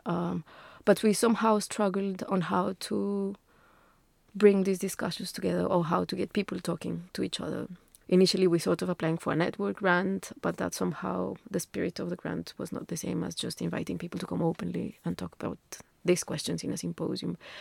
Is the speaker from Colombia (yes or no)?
yes; Bogotá, Colombia; moved away as an adult; now in England; I'm Colombian, uh, originally. I come from Bogota. I came to England ten years ago.